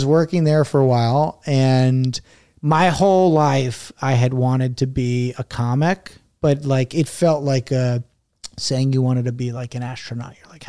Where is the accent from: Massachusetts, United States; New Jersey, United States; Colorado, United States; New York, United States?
New Jersey, United States; Bergen County; moved away as an adult; also born or lived in Indiana / Pittsburgh; I grew up in Jersey. I went to school in Indiana. And then I moved to Pittsburgh after college